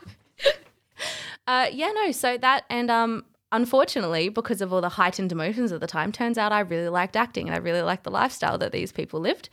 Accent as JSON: {"language": "English", "town": "Adelaide", "region": "South Australia", "country": "Australia", "also_born_or_lived": "Canada", "said": "I'm from Adelaide."}